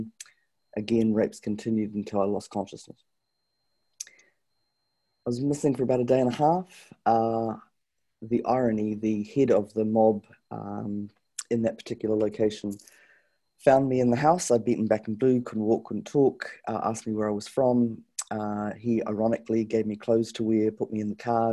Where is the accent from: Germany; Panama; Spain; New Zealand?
New Zealand; also born or lived in Canada; I was brought up here in New Zealand